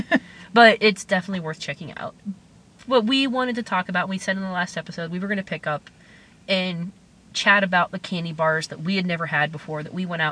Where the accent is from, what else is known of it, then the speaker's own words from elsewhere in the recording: Pittsburgh, Pennsylvania, United States; now in Canada; me growing up, I'm from the Pittsburgh area